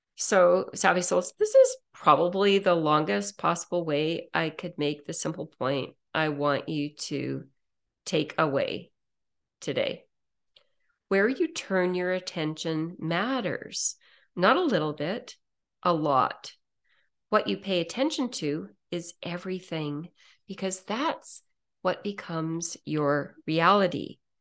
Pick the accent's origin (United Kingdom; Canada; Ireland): Canada; I'm a Canadian